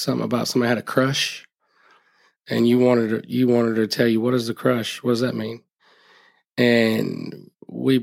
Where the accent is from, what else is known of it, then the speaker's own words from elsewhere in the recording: Phenix City, Alabama, United States; now in Gardendale, United States; I grew up in Phoenix City.